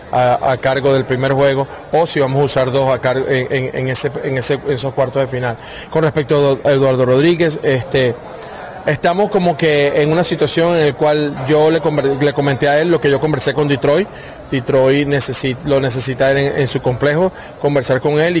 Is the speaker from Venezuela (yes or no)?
yes; Venezuela; la mayor satisfacción que podemos tener nosotros como grupo, como seleccionados venezolanos